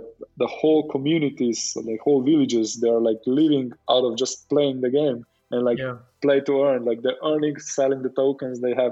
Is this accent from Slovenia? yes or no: yes; Slovenia